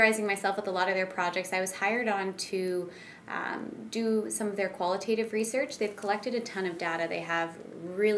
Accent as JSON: {"language": "English", "town": "Pickering", "region": "Ontario", "country": "Canada", "tie": "born or raised there", "also_born_or_lived": "Whitby", "moved": "yes", "lives_now": "London, Canada", "said": "I'm from Pickering, which is just east of Toronto"}